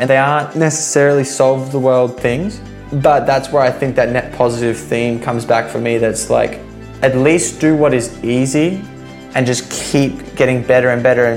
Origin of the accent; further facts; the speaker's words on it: Sunshine Coast, Queensland, Australia; I grew up on the Sunshine Coast in Queensland.